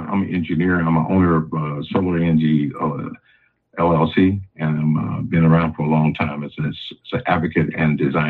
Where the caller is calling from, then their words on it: St. Louis, Missouri, United States; I'm calling from out of St. Louis, Missouri.